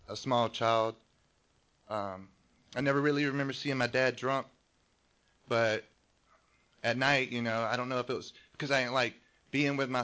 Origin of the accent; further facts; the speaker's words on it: North Carolina, United States; now in California, United States; I grew up in the South, in North Carolina. Grew up in a trailer park.